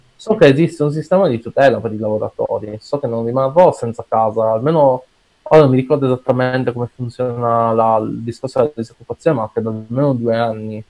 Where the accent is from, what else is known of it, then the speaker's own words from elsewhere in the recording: Piazza Armerina, province of Enna, Sicily, Italy; in Italia, nel mio paesino, Piazza San Merino, in provincia di Enna